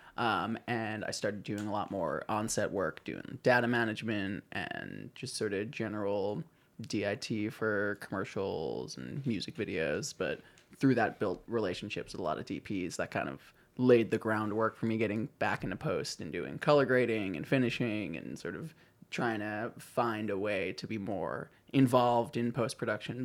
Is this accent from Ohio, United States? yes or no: no; Long Island, New York, United States; also born or lived in Brooklyn; I grew up on Long Island